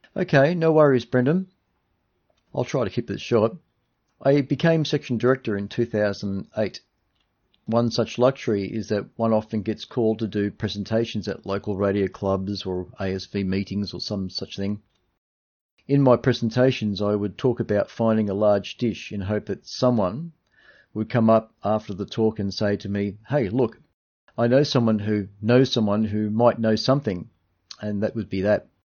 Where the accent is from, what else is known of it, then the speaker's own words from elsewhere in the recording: Dandenong, Victoria, Australia; I was born in Dandenong, uh, suburb of Melbourne in nineteen sixty and have lived in Dandenong for most of my life